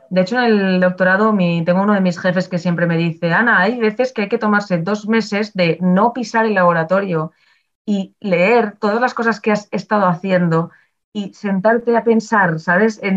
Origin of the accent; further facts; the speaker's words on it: Barcelona, Catalonia, Spain; Yo es que vengo de Barcelona.